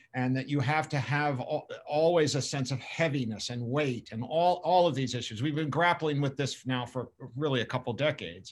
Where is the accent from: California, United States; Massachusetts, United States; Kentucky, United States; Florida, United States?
Massachusetts, United States; Boston area, New England; I grew up both in England and in, outside the Boston area in New England.